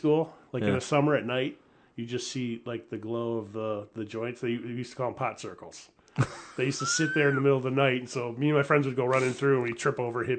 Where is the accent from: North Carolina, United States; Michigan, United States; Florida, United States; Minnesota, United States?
Michigan, United States; Eastpointe; Yeah, it's not part of Detroit. Separate city. It's now East Point.